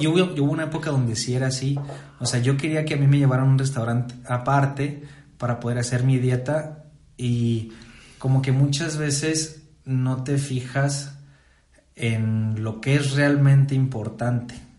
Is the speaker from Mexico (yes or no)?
yes; Saltillo, Coahuila, Mexico; also born or lived in Morelia; soy de Saltillo, Coahuila, México.